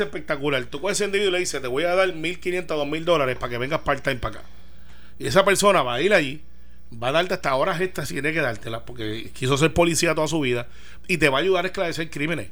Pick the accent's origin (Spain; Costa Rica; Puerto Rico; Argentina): Puerto Rico; como buen puertorriqueño